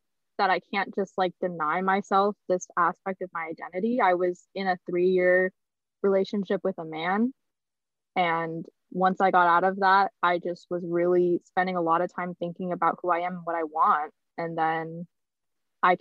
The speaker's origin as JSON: {"language": "English", "region": "California", "country": "United States", "tie": "born or raised there", "said": "we grew up in Prop 8 California where people weren't okay with that sort of stuff."}